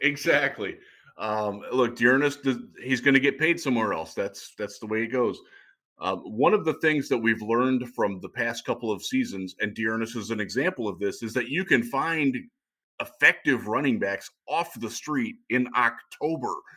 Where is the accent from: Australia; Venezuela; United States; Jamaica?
United States; Cleveland, Ohio; I'm from Cleveland